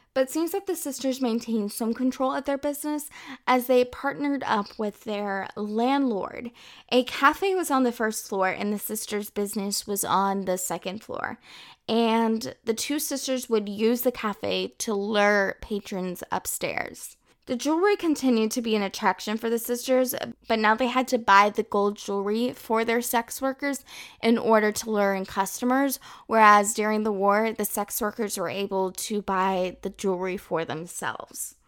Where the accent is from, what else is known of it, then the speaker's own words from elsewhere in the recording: Texas, United States; moved away as an adult; now in France; I'm originally from the United States, Texas to be exact, and I moved to France in December twenty eighteen.